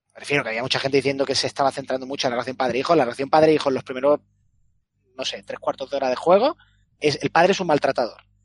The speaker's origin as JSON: {"language": "Spanish", "country": "Spain", "accent": "Spanish", "said": "Por mucho inglés que hable, pues mi acento es español"}